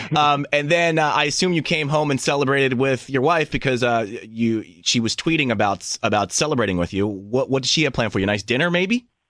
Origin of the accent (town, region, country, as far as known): Philadelphia, Pennsylvania, United States; born or raised there